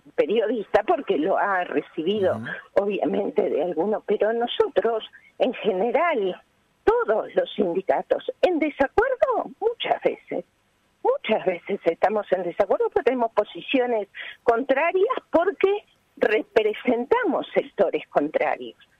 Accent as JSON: {"language": "Spanish", "country": "Uruguay", "said": "como uruguayos, ciudadanos y ciudadanas uruguayas y uruguayos orgullosos de las relaciones laborales de nuestro país"}